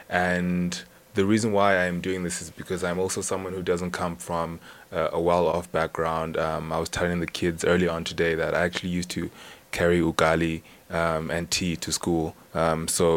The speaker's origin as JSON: {"language": "English", "region": "Bulawayo", "country": "Zimbabwe", "tie": "born or raised there", "moved": "yes", "lives_now": "Amsterdam, Netherlands", "said": "I grew up in Zimbabwe in a town called Wilawayo"}